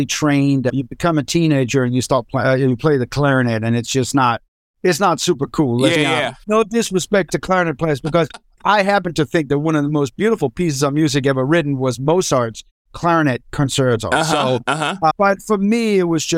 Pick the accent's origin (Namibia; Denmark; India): Denmark; Copenhagen, Capital Region of Denmark; now in California, United States; born in Copenhagen